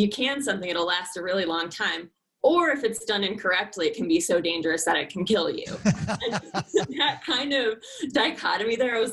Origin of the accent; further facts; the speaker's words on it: Connecticut, United States; moved away as an adult; now in Colorado, United States; Originally, I'm from Connecticut. Grew up there